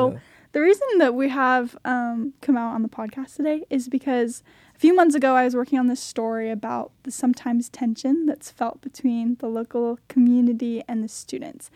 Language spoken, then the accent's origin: English; Salt Lake City, Utah, United States; now in Laie, United States; I am a white girl from Utah